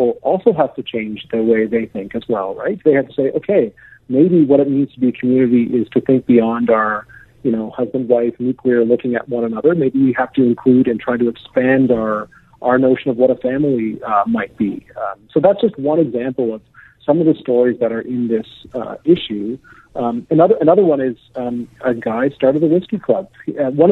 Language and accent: English; Canada; as a Canadian